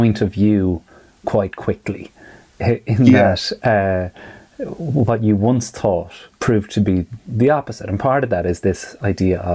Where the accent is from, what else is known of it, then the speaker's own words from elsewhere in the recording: Ireland; many of us as Irish people